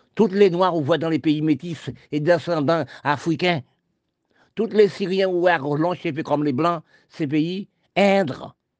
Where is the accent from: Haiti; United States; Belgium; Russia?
Haiti; nous Haïti, c'est mon pays. Oui, je suis né en Haïti.